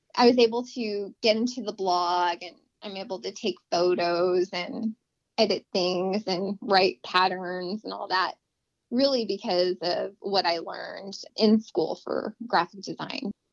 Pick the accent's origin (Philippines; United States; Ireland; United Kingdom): United States; Las Cruces, New Mexico; I was born in Las Cruces, New Mexico, and I was raised basically right there